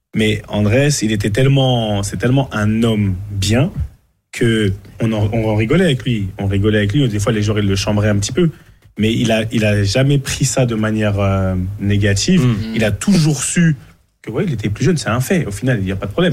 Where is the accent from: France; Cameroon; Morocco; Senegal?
Cameroon; chez nous au Cameroun